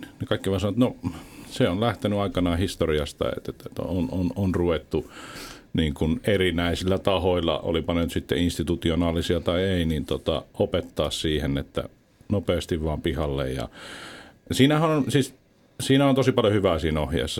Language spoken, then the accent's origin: Finnish; Kuopio, North Savo, Finland; moved away as an adult; also born or lived in Southern Finland; Mä oon syntynyt alkujaan Kuopiossa